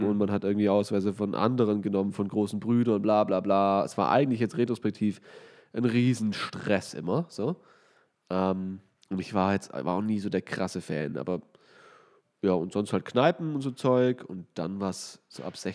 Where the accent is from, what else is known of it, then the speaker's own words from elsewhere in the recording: Weinstadt, Baden-Württemberg, Germany; ich komme aus Weinstadt und da gibt es halt sehr viel Wein, wie der Name schon sagt.